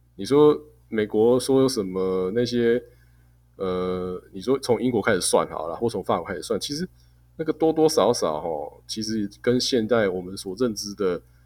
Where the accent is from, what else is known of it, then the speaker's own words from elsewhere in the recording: Taiwan; 我们台湾人